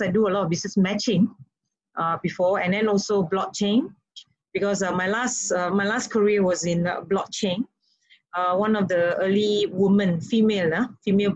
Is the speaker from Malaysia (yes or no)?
yes; Malaysia; now in Indonesia; being a Malaysian, and also very close to Singapore